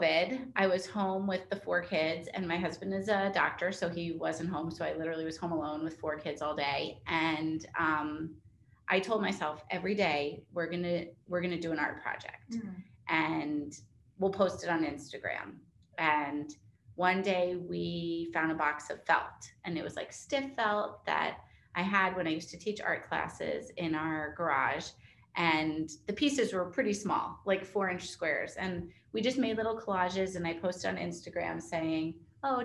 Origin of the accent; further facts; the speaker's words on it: New York, United States; moved away as an adult; now in Charleston, United States; I'm not from Charleston. I'm from New York, but we've lived here for 14 years